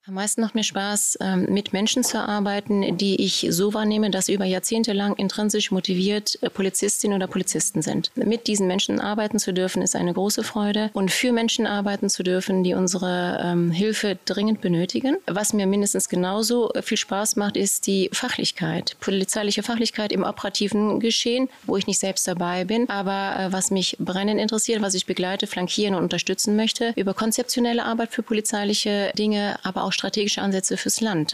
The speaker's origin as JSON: {"language": "German", "town": "Cologne", "region": "North Rhine-Westphalia", "country": "Germany", "said": "ich bin Kölnerin"}